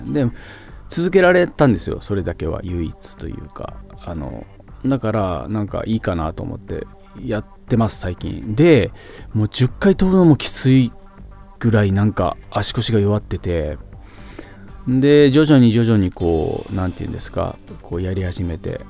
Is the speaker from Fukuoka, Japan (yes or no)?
yes; Fukuoka, Japan; moved away as an adult; now in Tokyo, Japan; 福岡人、 福岡県人目線で